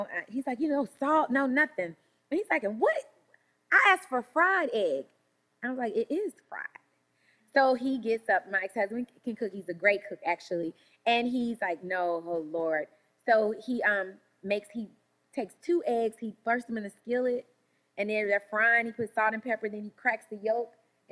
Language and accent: English; Shreveport, Louisiana, United States; I'm from Louisiana, Shreveport, Louisiana, country girl